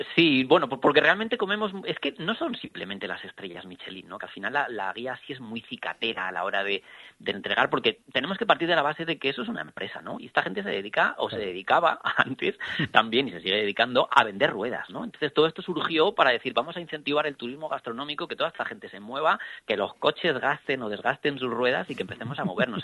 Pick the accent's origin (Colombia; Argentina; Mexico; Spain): Spain; Salamanca, Castile and León; moved away; el mejor embajador de mi tierra